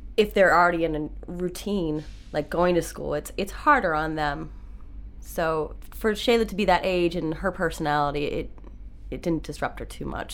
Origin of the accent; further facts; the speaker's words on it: Maine, United States; I grew up in Maine